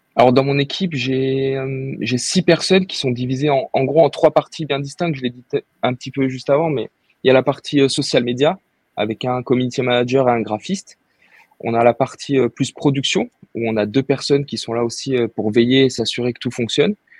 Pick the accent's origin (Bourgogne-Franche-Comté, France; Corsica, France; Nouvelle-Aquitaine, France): Nouvelle-Aquitaine, France; Bordeaux; moved away as an adult; je suis originaire de Bordeaux à la base. J'ai fait euh, toutes mes études euh, là-bas